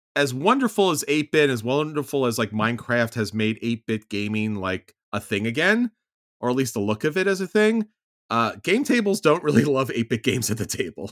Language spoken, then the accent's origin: English; New York, United States; I'm a New Yorker or Italian